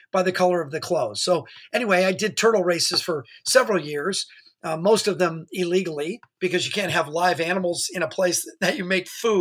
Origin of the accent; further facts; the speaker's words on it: Orange County, California, United States; growing up in Orange County